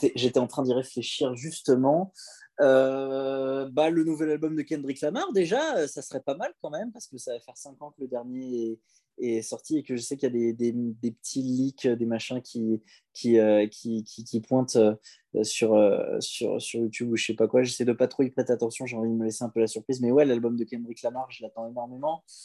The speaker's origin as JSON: {"language": "French", "town": "Chelles", "region": "Île-de-France", "country": "France", "tie": "born or raised there", "said": "à Chelles, c'est là où j'ai grandi"}